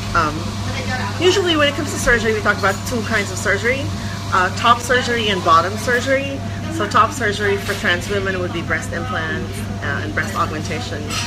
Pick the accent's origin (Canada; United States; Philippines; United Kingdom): Philippines; moved away as an adult; now in Hong Kong; I'm from the Philippines originally. I came to Hong Kong because I got a scholarship here.